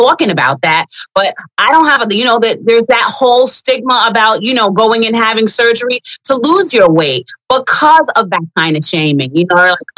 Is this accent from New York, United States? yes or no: yes; New York, United States; I'm from New York, so I always participated in the Pride Parade